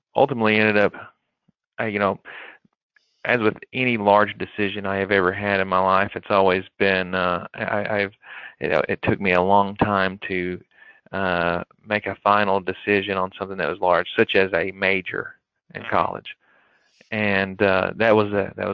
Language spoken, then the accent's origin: English; McKee, Kentucky, United States; I grew up in Eastern Kentucky, a small area, Jackson County, as most people know, the McKee area, and is a very small town